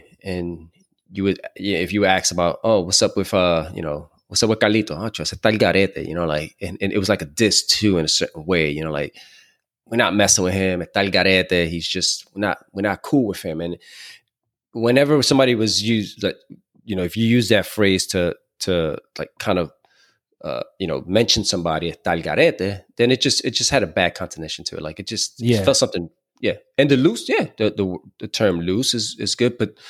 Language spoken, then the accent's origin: English; New York, United States; moved away; also born or lived in Puerto Rico; growing up in New York from my from my family, uncles, you know, relatives.